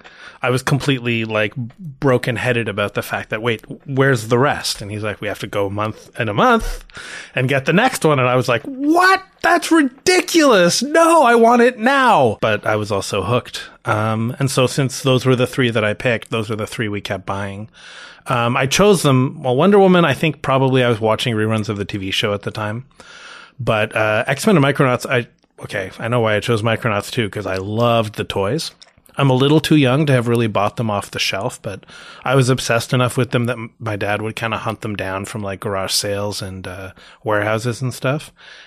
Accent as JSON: {"language": "English", "town": "Toronto", "region": "Ontario", "country": "Canada", "tie": "born or raised there", "said": "Born and raised in Toronto. I know that's relatively rare. Toronto is kind of the New York City of Canada and that everyone here is from somewhere else, but I was born here."}